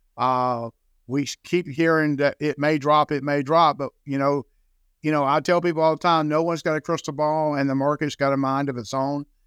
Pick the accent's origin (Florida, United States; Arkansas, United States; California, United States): Florida, United States; Jacksonville; I'm born and raised in Florida, uh, born and raised in Jacksonville, Florida